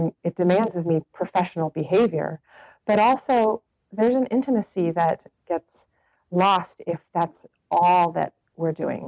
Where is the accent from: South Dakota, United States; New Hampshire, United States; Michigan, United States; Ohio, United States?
New Hampshire, United States; North Hampton; moved away as an adult; now in Monterey, United States; I was from Northampton, New Hampshire.